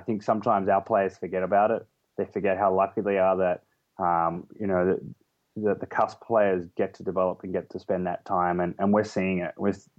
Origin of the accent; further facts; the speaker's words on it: Australia; accent: Australian; moved away as an adult; also born or lived in England; my accent goes from being an Australian, which I was 7 years ago. I haven't spent more than a month there over the last 7 years. I spent 2 years in England